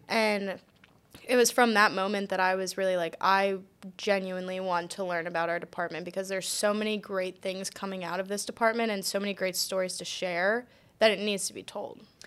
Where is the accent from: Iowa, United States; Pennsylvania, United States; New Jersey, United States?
Pennsylvania, United States; Collegeville; moved away as an adult; also born or lived in Delaware / Texas; I am originally from Collegeville, Pennsylvania